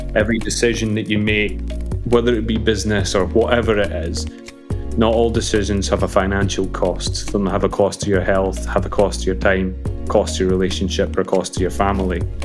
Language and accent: English; Falkirk, Scotland, United Kingdom; I was born in Scotland, funny enough, uh, in a beautiful town called, for, called Falkirk